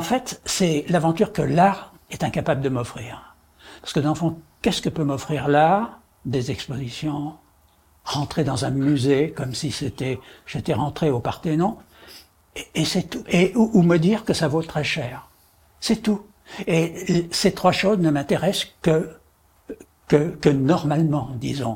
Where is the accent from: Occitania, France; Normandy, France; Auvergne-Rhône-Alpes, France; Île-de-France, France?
Île-de-France, France; Paris; je suis né à Paris, je vis à Paris et je meurs à Paris